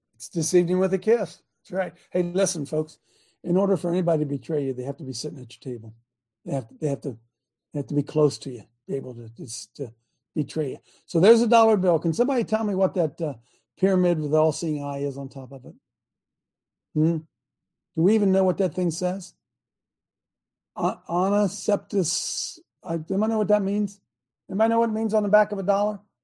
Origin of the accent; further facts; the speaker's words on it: United States; Being an American